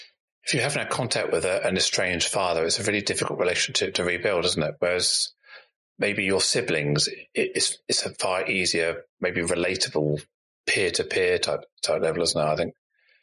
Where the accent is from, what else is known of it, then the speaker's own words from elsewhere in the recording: Singapore; born there; It was almost like I was worried that I would be perceived as someone who wasn't British English by saying I was born in Singapore.